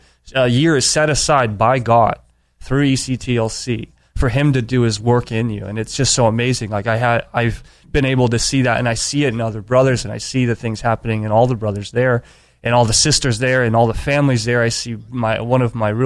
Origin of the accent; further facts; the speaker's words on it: San Diego, California, United States; Yeah, I grew up here in San Diego.